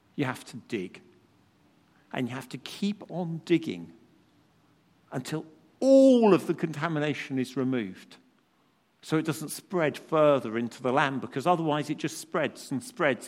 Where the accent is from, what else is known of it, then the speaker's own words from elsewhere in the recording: United Kingdom; as British people